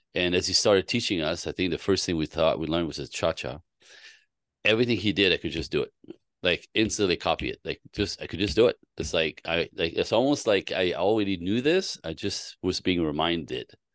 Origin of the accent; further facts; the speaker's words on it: Canada; I was born in Canada.